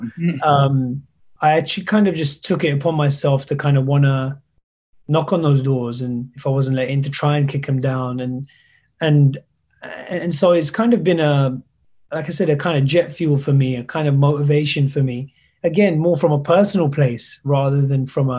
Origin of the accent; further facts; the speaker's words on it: United Kingdom; I am British, and so the feeling of suddenly realizing whether you're welcome here or you belong in a certain place